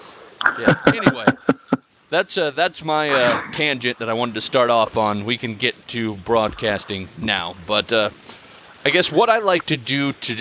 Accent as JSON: {"language": "English", "region": "Nebraska", "country": "United States", "tie": "born or raised there", "said": "I'm born and raised in Nebraska"}